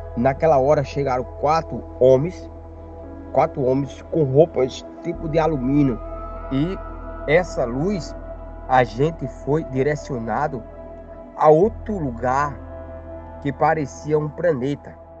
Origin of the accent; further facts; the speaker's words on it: Campina Grande, Paraíba, Brazil; moved away as an adult; sou natural da cidade de Campina Grande, no estado da Paraíba.